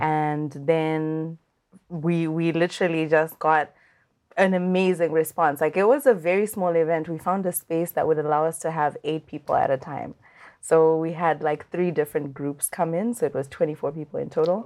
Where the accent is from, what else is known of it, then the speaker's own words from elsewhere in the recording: Zimbabwe; I'm from Zimbabwe